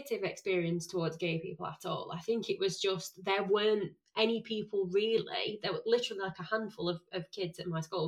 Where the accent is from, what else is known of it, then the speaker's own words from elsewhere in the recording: Sheffield, Yorkshire and the Humber, United Kingdom; I'm from Sheffield, and my school is probably one of, not the roughest